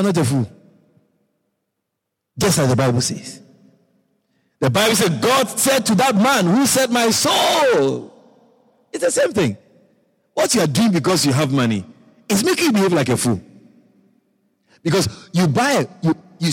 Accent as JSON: {"language": "English", "region": "Ashanti", "country": "Ghana", "tie": "born or raised there", "also_born_or_lived": "Europe", "moved": "as an adult", "lives_now": "Guyana", "said": "I'm from Ghana. I'm an Ashanti man from Ghana"}